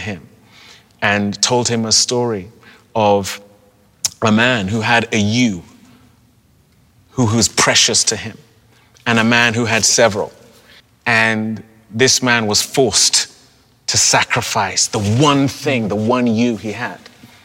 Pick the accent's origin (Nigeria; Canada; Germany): Nigeria; also born or lived in Europe; now in United States; as a Nigerian from a country that has dealt with the repercussions of colonialism, or as someone who has lived in Europe